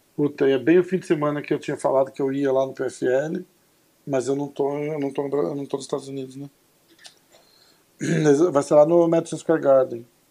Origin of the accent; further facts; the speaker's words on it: Brazil; sou brasileiro